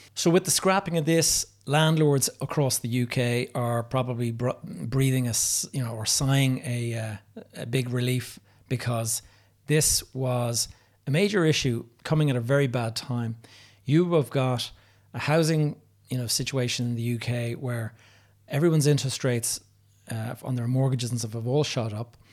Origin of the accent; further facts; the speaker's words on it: Dublin, Leinster, Ireland; my hometown of Dublin